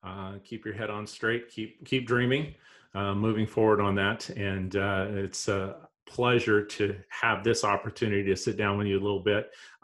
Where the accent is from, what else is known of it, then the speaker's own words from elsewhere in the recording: St. Petersburg, Florida, United States; here in my hometown race at St. Pete